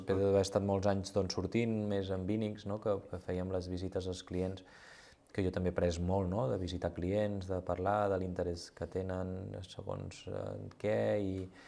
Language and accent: Catalan; Girona, Catalonia, Spain; moved away as an adult; now in Rabós, Spain; jo he nascut a Girona